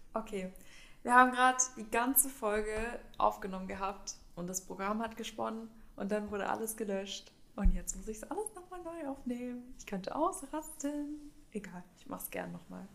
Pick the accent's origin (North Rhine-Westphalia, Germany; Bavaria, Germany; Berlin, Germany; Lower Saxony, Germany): Berlin, Germany; now in Stuttgart, Germany; ich komme ja ursprünglich aus der Nähe von Berlin.